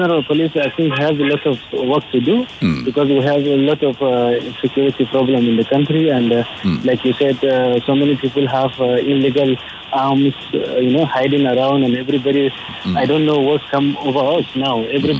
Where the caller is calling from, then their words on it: Ikeja, Lagos, Nigeria; I'm calling from Ikeja.